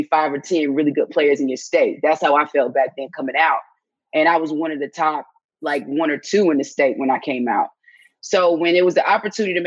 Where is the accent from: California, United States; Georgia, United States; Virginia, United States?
Georgia, United States; Atlanta; I was born and raised, grew up in Southwest Atlanta.